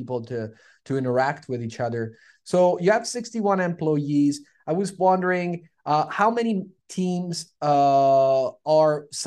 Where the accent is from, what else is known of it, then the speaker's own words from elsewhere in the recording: Toronto, Ontario, Canada; We're from Toronto